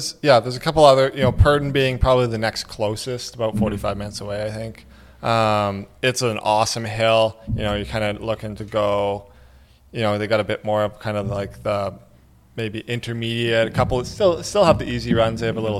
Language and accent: English; Prince George, British Columbia, Canada; But yeah, born and raised in PG, and just love it here.